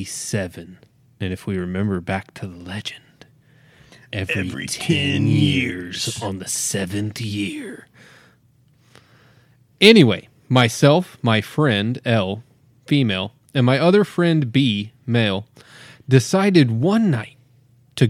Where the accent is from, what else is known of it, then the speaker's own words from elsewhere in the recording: Idaho Falls, Idaho, United States; I'm a 47-year-old female from Idaho Falls, Idaho.